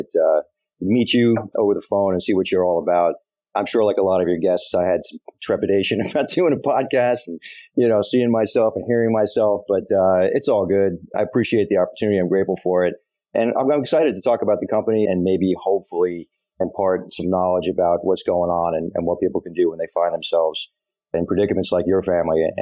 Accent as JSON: {"language": "English", "area": "Long Island", "region": "New York", "country": "United States", "tie": "born or raised there", "also_born_or_lived": "Buffalo, New York / Hawaii", "said": "I grew up on Long Island"}